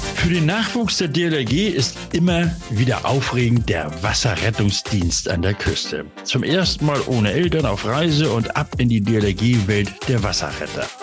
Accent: Hamburg, Germany; Hamburg ist meine Geburtsstadt. Dort bin ich groß geworden.

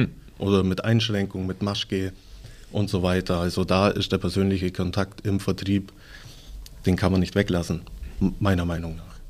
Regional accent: Legau, Bavaria, Germany; bei uns in Legau

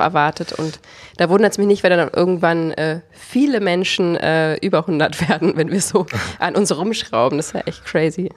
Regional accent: Potsdam, Brandenburg, Germany; wir kommen aus Potsdam

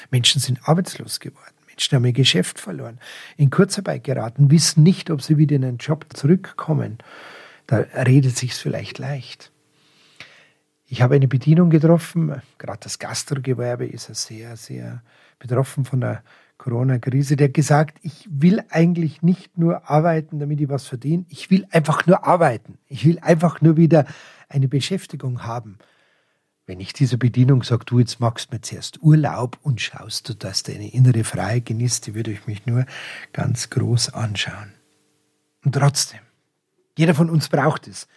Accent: Munich, Bavaria, Germany; Ich bin ein Münchner Stadtkind

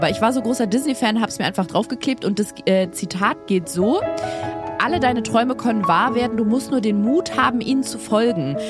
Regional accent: Berlin, Germany; Ich bin in einem Bezirk groß geworden in Berlin

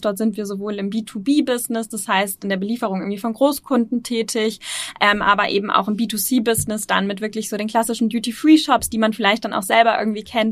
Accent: Osnabrück, Lower Saxony, Germany; moved away as an adult; now in Hamburg, Germany; ich komme ursprünglich nicht aus Hamburg, ähm, sondern, ähm, ja, ähm, ähm, südlich Niedersachsen, ähm, Osnabrück

